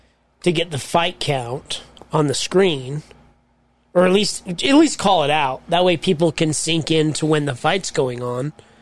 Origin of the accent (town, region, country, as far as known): Salt Lake City, Utah, United States; born or raised there